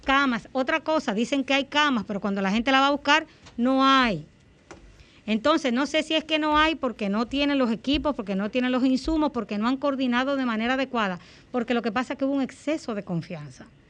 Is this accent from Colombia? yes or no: no; Dominican Republic; como dominicana